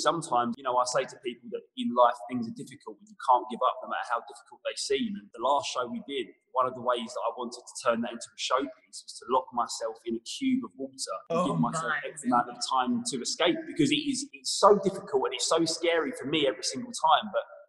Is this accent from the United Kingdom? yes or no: yes; Leytonstone, London, United Kingdom; born there; I was born in Leytonstone.